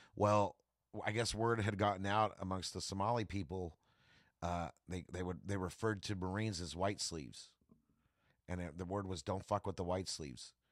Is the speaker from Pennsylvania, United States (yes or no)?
no; Tulare, California, United States; also born or lived in Bakersfield; I'm from Tulare